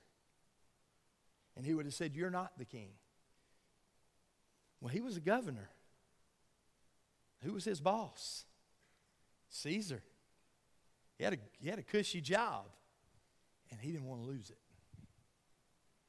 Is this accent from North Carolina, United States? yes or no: no; Georgia, United States; when I was a little boy growing up in Georgia